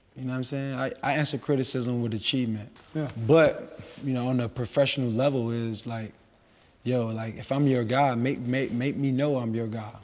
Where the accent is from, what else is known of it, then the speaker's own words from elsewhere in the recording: Miami, Florida, United States; I'm from Liberty City